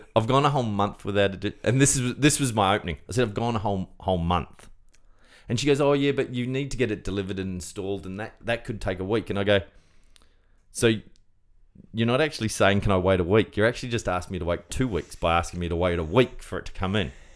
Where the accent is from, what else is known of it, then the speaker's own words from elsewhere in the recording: New Zealand; I'm a Kiwi, the Kiwi